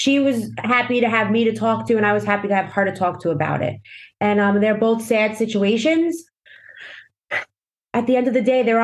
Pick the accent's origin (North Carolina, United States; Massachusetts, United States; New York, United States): New York, United States; New York City; my hometown of Staten Island